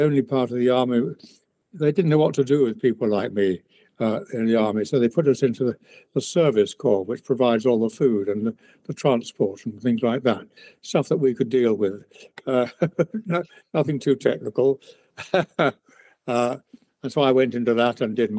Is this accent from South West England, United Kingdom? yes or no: yes; Bristol, South West England, United Kingdom; also born or lived in Hampstead, London; by the time I was conscious, I was about 4 or 5, we moved to Bristol